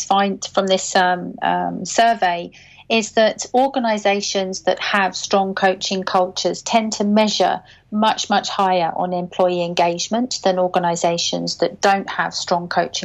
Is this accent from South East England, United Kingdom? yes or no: yes; Caterham, South East England, United Kingdom; my hometown a bit of an airing. It's called Caterham, and it's near Gatwick Airport.